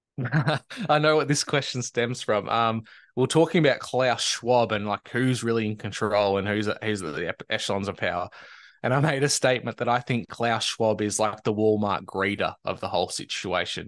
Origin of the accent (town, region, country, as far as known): Australia